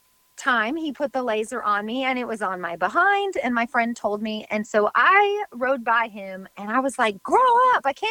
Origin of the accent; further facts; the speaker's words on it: West Coast, United States; moved away as an adult; also born or lived in Oregon; now in Nashville, United States; when we moved here to Tennessee, we grew up on the West Coast, so we've always been West Coast people.